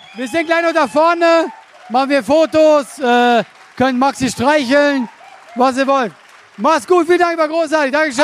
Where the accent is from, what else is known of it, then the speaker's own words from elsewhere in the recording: Switzerland; moved away as an adult; now in Germany; ich komme aus der Schweiz